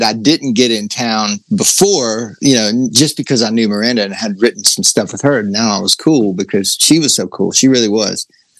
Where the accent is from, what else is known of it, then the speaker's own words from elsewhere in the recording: Georgia, United States; accent: southern; moved away as an adult; also born or lived in Nashville, Tennessee; now in Los Angeles, United States; I grew up in Georgia